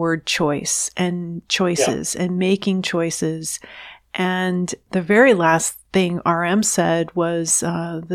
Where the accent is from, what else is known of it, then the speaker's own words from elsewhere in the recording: New York City, New York, United States; I was born here in the United States. I was actually born in New York City